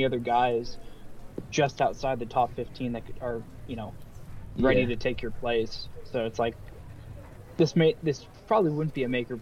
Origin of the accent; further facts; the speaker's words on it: United States; I, as the American